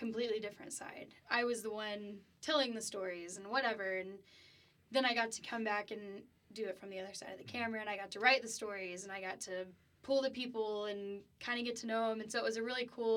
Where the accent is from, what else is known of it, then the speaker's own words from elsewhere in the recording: Keller, Texas, United States; moved away as an adult; now in Lubbock, United States; I'm from the DFW area. I'm from Keller. So, yeah, I grew up playing softball